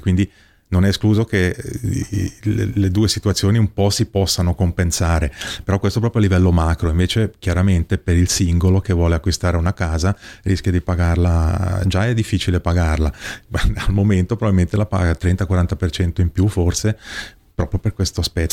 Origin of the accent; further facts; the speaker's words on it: Ticino, Switzerland; come ticinese